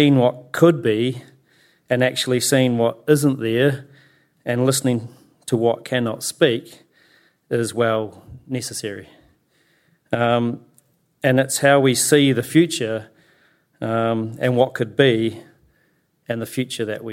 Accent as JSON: {"language": "English", "town": "Christchurch", "region": "Canterbury", "country": "New Zealand", "tie": "born or raised there", "said": "I've born and raised here in Ōtautahi, lived here all my life."}